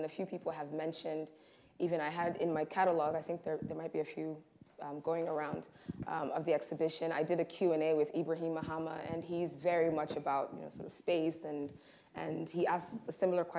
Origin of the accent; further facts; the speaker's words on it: Tanzania; also born or lived in Rwanda; we lived in a number of houses in Rwanda, growing up in Tanzania, there was never conversation about a swimming pool, right?